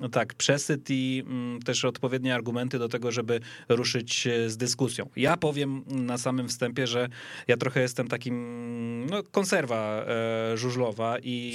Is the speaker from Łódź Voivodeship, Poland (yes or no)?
no; Gdańsk, Pomeranian Voivodeship, Poland; moved away; Ja w Gdańsku nie mieszkam, już ostatnio liczyłem 13 lat, jestem z Gdańska, więc to jest, wiesz, stadion, na którym ja się wychowałem